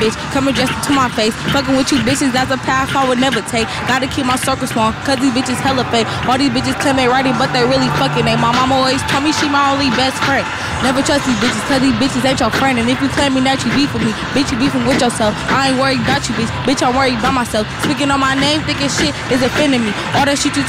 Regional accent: San Francisco, California, United States; I'm from the Bay Area, San Francisco.

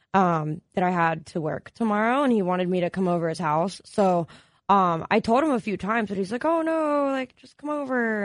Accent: Maryland, United States; now in Los Angeles, United States; I'm from Maryland originally.

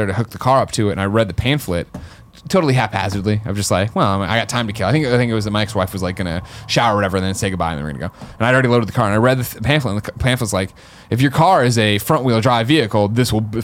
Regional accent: Chicago, Illinois, United States; moved away as an adult; also born or lived in Missouri; now in San Francisco, United States; Growing up in the Midwest

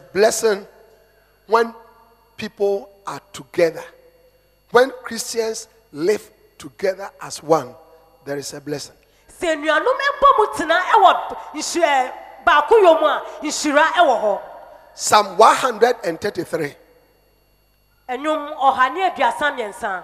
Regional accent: India; moved away; I am Indian

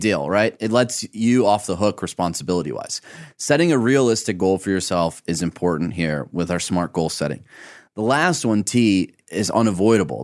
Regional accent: Michigan, United States; growing up in Michigan

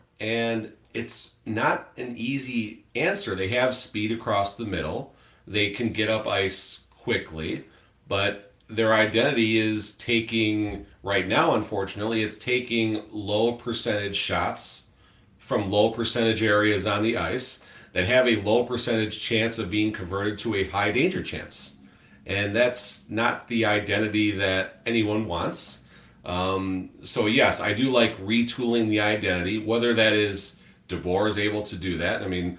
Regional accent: Chicago, Illinois, United States; moved away; I'm from Chicago.

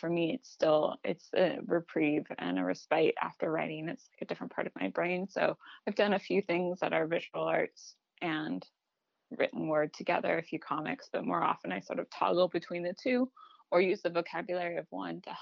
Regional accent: Seattle, Washington, United States; moved away; also born or lived in Baton Rouge; growing up in Seattle and having my home field be an indoor stadium

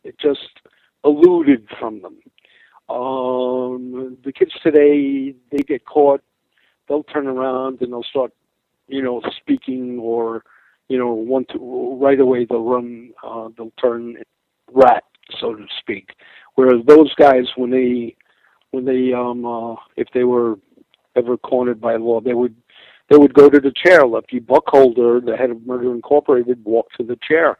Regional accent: New York, United States; That's where we come from. We come from Willett and Rivington Street, which is no longer there

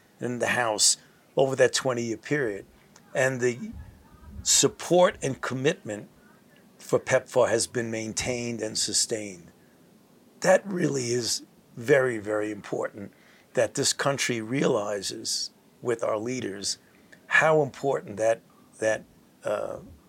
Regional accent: United States; I'm an American

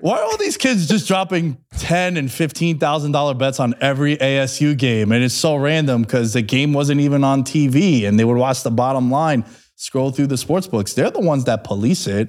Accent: New York City, New York, United States; growing up in New York City

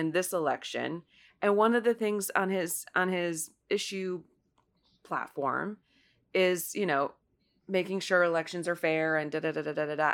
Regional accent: Ohio's ninth district, United States; moved away; my hometown race, which is Ohio's ninth district

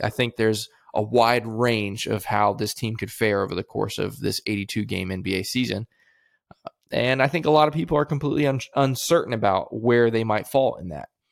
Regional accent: Central Florida, United States; I grew up in Central Florida

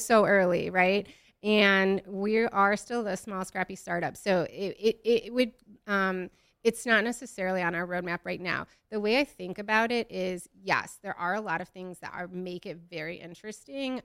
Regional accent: Midwest, United States; I'm from the Midwest

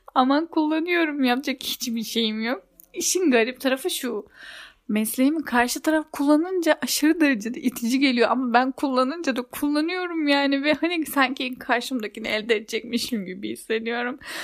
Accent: Turkey; bizim Türklerde

